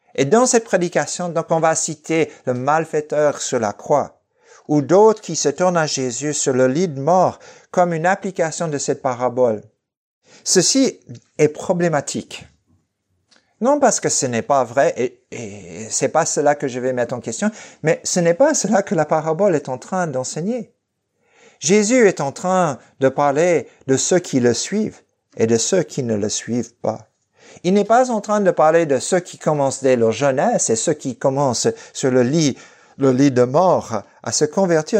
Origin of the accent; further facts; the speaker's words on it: Fresno, California, United States; now in Lausanne, Switzerland; dans ma ville natale de Fresno